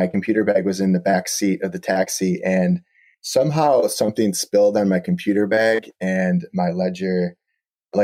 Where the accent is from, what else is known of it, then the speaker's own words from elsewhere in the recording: Buffalo, New York, United States; moved away; I grew up in Buffalo, New York.